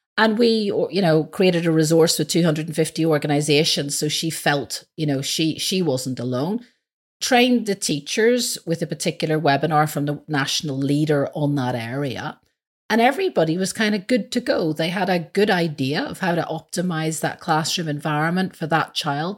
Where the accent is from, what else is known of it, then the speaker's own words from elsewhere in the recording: Belfast, Northern Ireland, United Kingdom; moved away; I'm originally from Belfast.